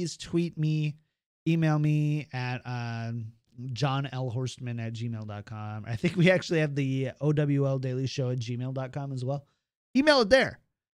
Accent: Minnesota, United States; I'm from like the most German part of Minnesota. So we had this guy in my hometown called Wally Pickle

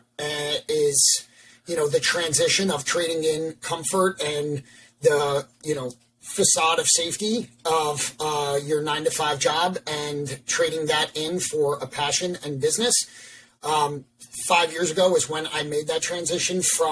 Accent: Long Island, New York, United States; moved away as an adult; also born or lived in Baltimore, Maryland; now in Pennsylvania, United States; from New York, born and raised on Long Island, Lived there until I went to college in Baltimore

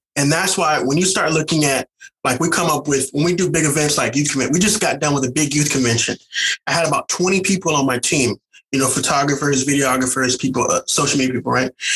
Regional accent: St. Louis, Missouri, United States; moved away as an adult; also born or lived in the South; now in California, United States; I'm originally from St. Louis, Missouri

